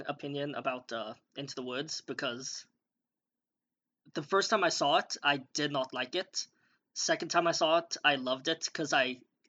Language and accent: English; Los Angeles, California, United States; I am from Los Angeles, California.